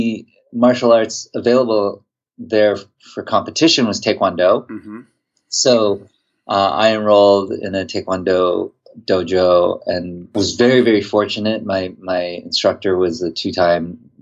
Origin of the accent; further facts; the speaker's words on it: Mankato, Minnesota, United States; I grew up in Mankato, Minnesota, which was this small town in south central Minnesota